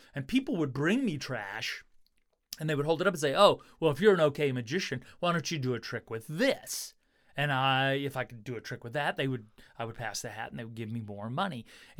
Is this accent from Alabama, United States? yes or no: yes; Alabama, United States; I grew up here in the Shoals, and R&B, that kind of sound, I love.